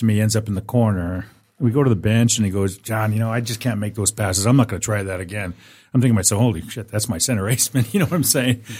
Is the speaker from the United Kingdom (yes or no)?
no; Western Canada, Canada; moved away as an adult; I grew up in Western Canada.